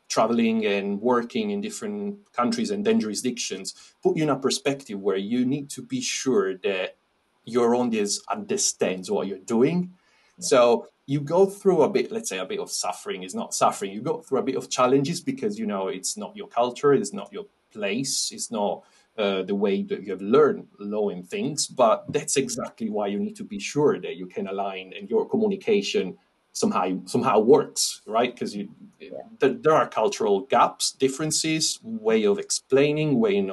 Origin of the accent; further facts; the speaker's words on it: Italy; moved away as an adult; also born or lived in France / Netherlands; now in United Kingdom; originally I'm from Italy, you can probably tell